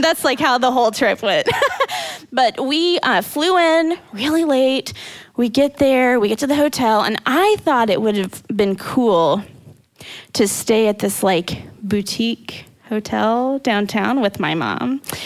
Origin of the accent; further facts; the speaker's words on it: Indiana, Missouri, Midwest, United States; We moved from Indiana to Missouri. So, am I a Midwesterner through and through? Yes, I am.